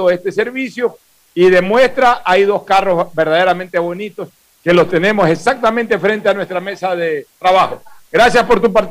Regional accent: Venezuela; accent: Venezuelan; De Venezuela.

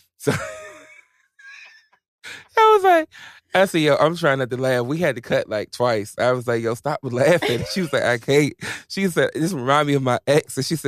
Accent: Virginia, United States; part of the 757. You know what I'm saying? It's my first music video. Of course I'm going to go to my hometown.

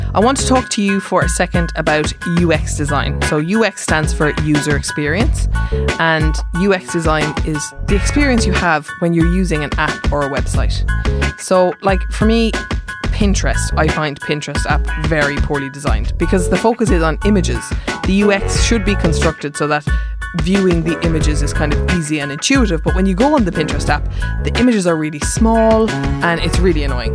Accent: Mallow, Munster, Ireland; now in Dublin, Ireland; I'm from Mallow, so say my grave's in Mallow

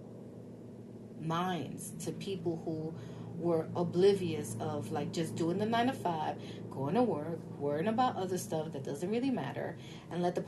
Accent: New York City, New York, United States; I'm from the Bronx. One of the good things about being poor and being born poor

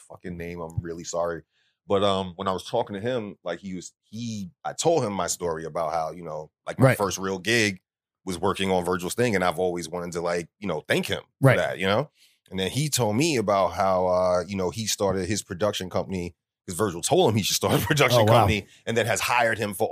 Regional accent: New York City, New York, United States; I'm from Spanish Harlem, which is right off the Upper East Side.

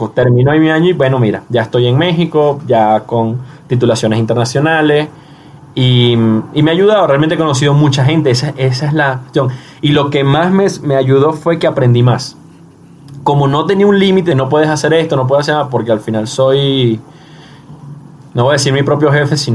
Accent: Venezuela; moved away; Eh, situación que salí de Venezuela y bueno, eh, es un tema de ya de repetición.

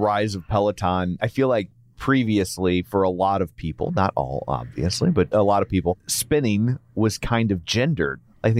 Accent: Midwest, United States; we're from the Midwest.

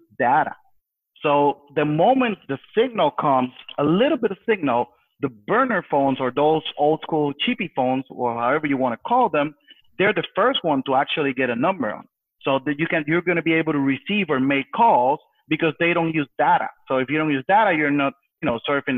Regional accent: Puerto Rico; being born and raised on Puerto Rico, in the island, we've been through hurricanes

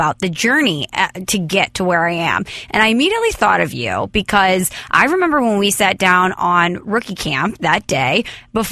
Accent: St. Louis, Missouri, United States; moved away as an adult; I'm from St. Louis, we miss the Midwest

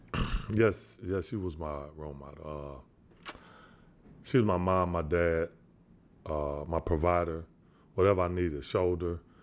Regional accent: San Antonio, Texas, United States; I'm from San Antonio, Texas.

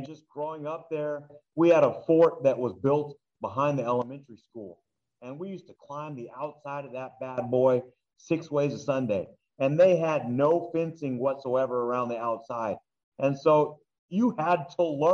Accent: Duarte, California, United States; growing up in Duarte

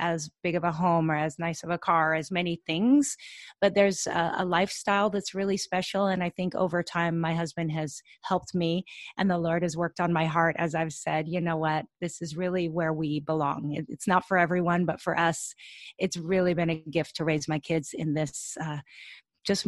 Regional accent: Washington, United States; moved away as an adult; also born or lived in Portland, Oregon; now in Hawaii, United States; I'm from Washington

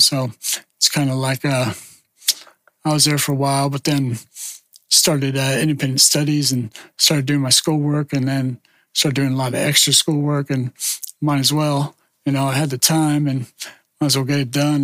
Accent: Gilroy, California, United States; moved away as an adult; also born or lived in San Jose / Portland; growing up in Gilroy

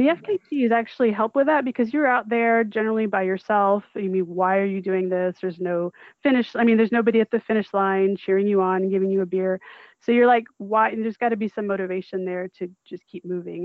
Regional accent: Vermont, United States; moved away; I grew up in Vermont, so I know snow pretty well

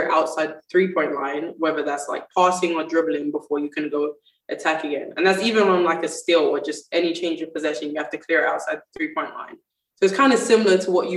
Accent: London, United Kingdom; moved away as an adult; also born or lived in United States; I grew up in London

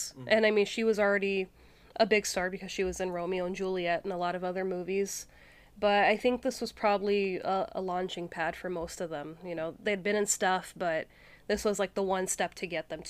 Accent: Canada; accent: Canadian; I mean, I'm Canadian, and once in a while, it'll slip out.

